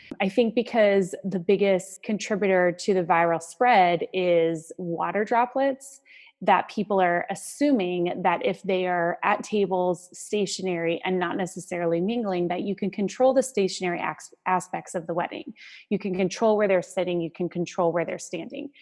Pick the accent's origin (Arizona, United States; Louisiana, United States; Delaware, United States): Arizona, United States; I grew up in Arizona, so I have an affinity towards desert living